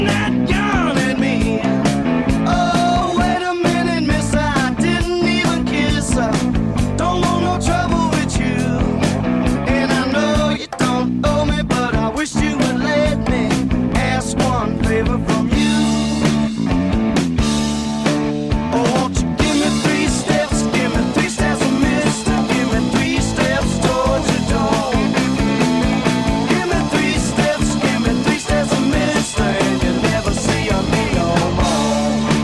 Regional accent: Florida, United States; I'm Floridian. I'm a southerner

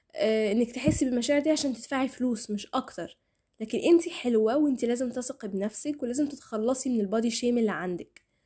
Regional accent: Egypt; احنا كمجتمع مصري

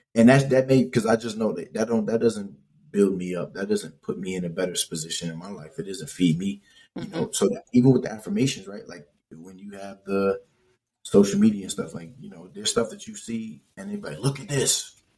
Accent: Hartford, Connecticut, United States; I grew up where I grew up in Hartford

